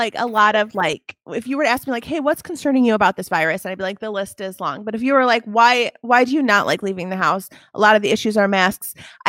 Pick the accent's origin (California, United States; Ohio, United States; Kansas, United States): Ohio, United States; Toledo; I'm from Toledo.